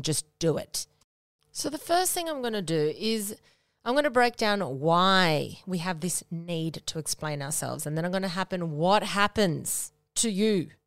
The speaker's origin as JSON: {"language": "English", "town": "Noosa", "region": "Queensland", "country": "Australia", "tie": "born or raised there", "moved": "yes", "said": "I grew up in Noosa with you know, some amazing with, obviously, with my parents and my sister, and went to high school there"}